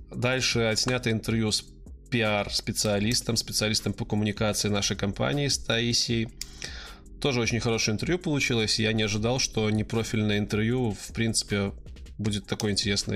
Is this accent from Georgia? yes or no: no; Belarus; Я из Беларуси